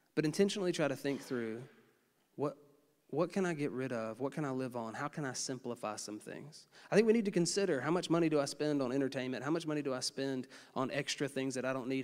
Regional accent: United States; as an American

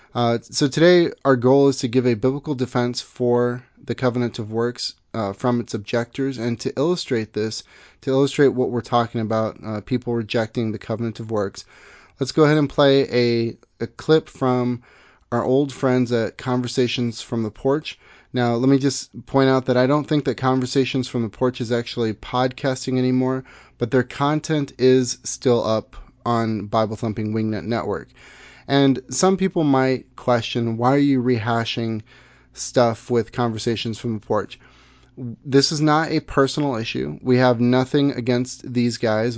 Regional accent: Missouri, United States; moved away; I'm from Missouri originally.

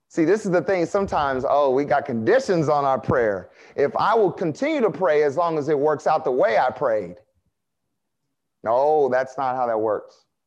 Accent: United States; I like being American

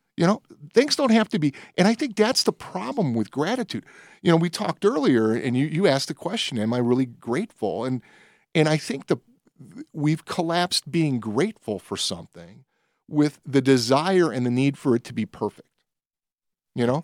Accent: Nashville, Tennessee, United States; I was born in the South. I was born in Nashville

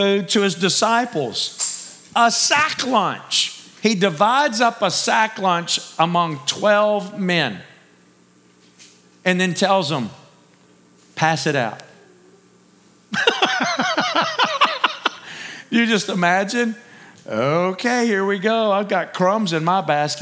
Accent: Texas, United States; Me being a Texan

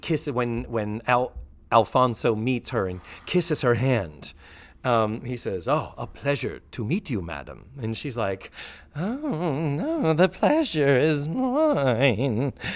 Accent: Brockton, Massachusetts, United States; moved away as an adult; now in Central Florida, United States; I grew up in Brockton

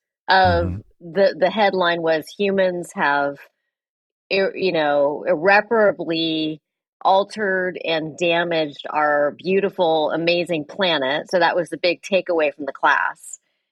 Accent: San Francisco Bay Area, California, United States; also born or lived in East Coast / West Coast; I grew up in the San Francisco Bay Area

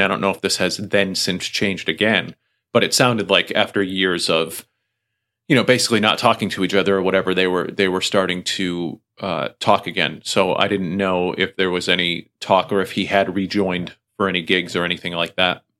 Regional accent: Springfield, United States; my hometown. They're coming through Springfield

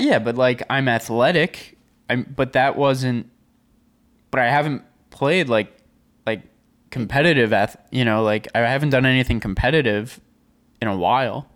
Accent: Long Island, New York, United States; I am from Long Island, so I kinda grew up on, on the beach a bit

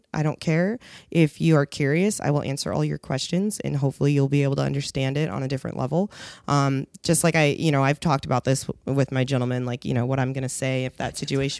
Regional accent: Seattle, Washington, United States; I'm from Seattle originally.

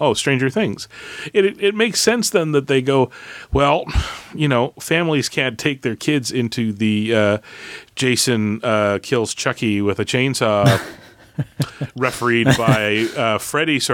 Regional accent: Canada; I'm a Canadian

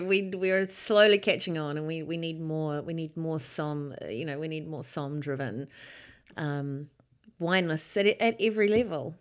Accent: Hawke's Bay, New Zealand; also born or lived in Auckland; growing up in Hawke's Bay during the, um, you know, seventies and, and eighties

